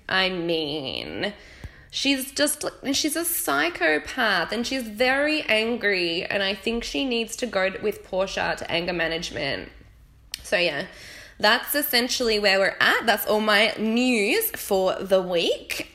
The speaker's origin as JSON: {"language": "English", "country": "Australia", "accent": "Australian", "moved": "as an adult", "lives_now": "United Kingdom", "said": "I still sound nasal and squeaky because I'm Australian"}